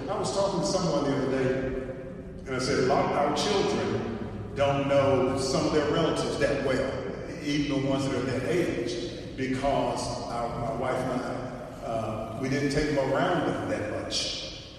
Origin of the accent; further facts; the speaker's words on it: Arkansas, United States; I'm from Arkansas